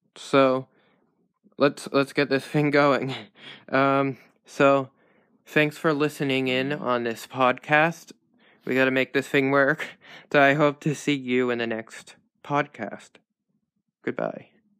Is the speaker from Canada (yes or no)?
yes; Canada; I'm Canadian